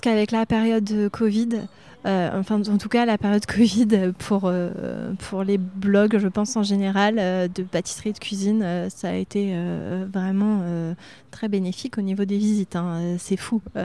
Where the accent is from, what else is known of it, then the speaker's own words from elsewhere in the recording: Reuilly, Centre-Val de Loire, France; also born or lived in Châteauroux; now in Arthon, France; chez mes parents, c'est à Reuilly, dans les chemins de vigne